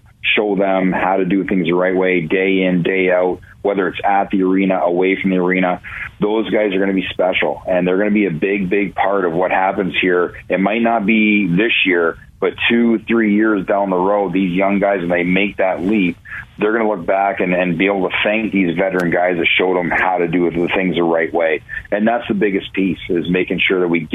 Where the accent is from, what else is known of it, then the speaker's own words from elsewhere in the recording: Ontario, Canada; now in Cleveland, United States; growing up in Ontario